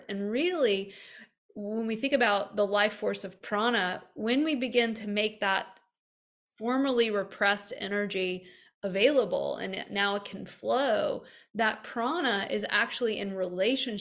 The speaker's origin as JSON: {"language": "English", "region": "American Deep South", "country": "United States", "tie": "born or raised there", "said": "I grew up in the American Deep South"}